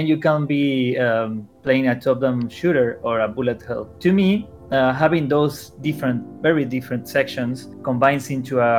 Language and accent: English; Argentina; I'm from Argentina